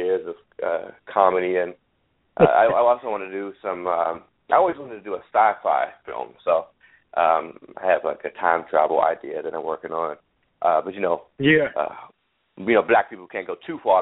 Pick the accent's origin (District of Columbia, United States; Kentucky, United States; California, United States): District of Columbia, United States; Washington; I was born and raised in Washington, D.C., and it was very important to me to have humor that was very specific to the region where I grew up